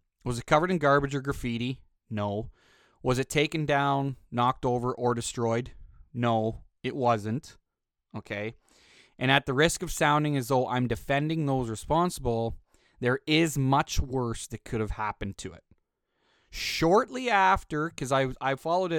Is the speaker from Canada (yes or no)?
yes; Canada; also born or lived in Western Canada; As a fucking Canadian